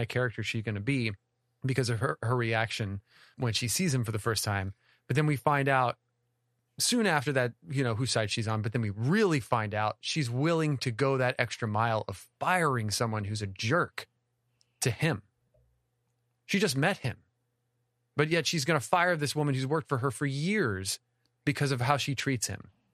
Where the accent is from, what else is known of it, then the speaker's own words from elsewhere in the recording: the South, United States; We're from the South.